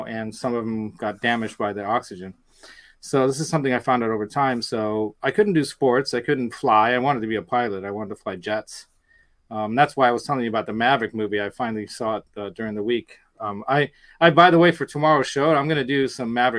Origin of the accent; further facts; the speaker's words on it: United States; I had a pretty good life growing up in the States, growing up here.